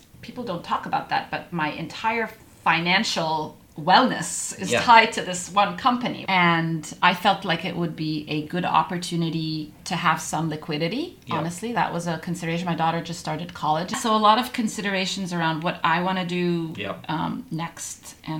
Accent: Egypt; also born or lived in Middle East; now in United States; As I'm an immigrant, I grew up in the Middle East, Egyptian originally, and we have a lot of immigrants on our team

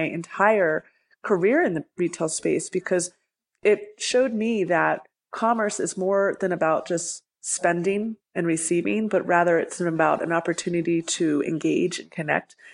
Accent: Libertyville, Illinois, United States; now in Denver, United States; I grew up outside of Chicago in a town called Libertyville

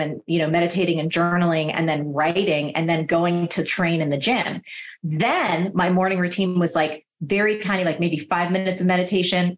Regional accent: New Jersey, United States; I'm from New Jersey

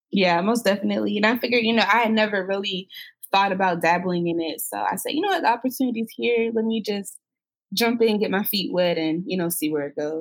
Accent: Florida, United States; moved away as an adult; also born or lived in Jacksonville, Florida; now in Atlanta, United States; I'm from Florida. I spent most of my life in Florida

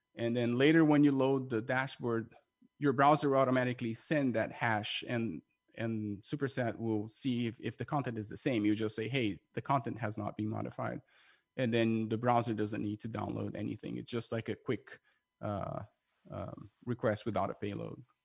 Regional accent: Brazil; moved away; I'm from Brazil

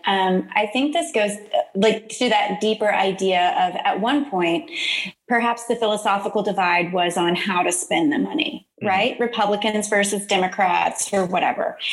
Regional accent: Deer Park, Texas, United States; moved away as an adult; also born or lived in New York City; now in Houston, United States; I grew up in Deer Park, mm-hmm. um, right along the Houston Ship Channel

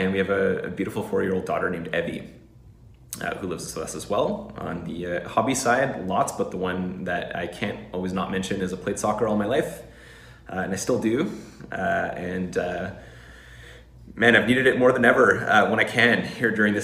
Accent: Vancouver, British Columbia, Canada; my hometown is Vancouver, BC, Canada

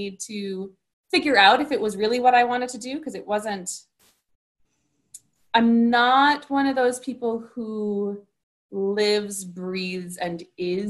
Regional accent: Northfield, Minnesota, United States; moved away; also born or lived in Williamstown, Massachusetts; I grew up in Northfield, Minnesota, about a stone's throw from the St. Olaf College campus

